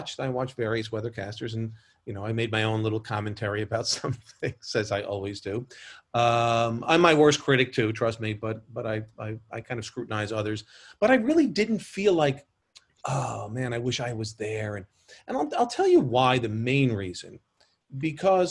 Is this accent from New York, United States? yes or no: yes; New York City, New York, United States; growing up in New York